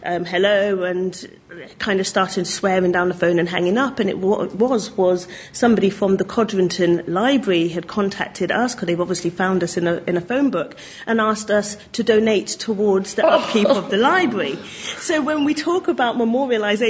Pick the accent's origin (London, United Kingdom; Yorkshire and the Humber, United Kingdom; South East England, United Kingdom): South East England, United Kingdom; Oxford; I'm from Oxford